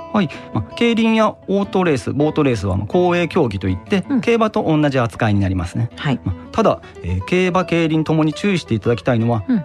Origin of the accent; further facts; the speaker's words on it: Japan; 私の地元のあの、グミオジ商店街の方からですね